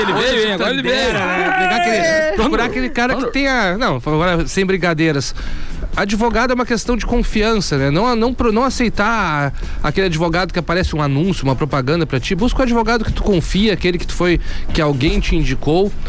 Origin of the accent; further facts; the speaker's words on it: Pelotas, Rio Grande do Sul, Brazil; sou natural de Pelotas e resido aqui até hoje